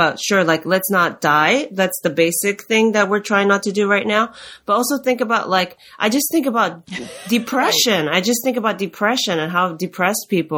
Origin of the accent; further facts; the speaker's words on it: Japan; moved away; I'm from Japan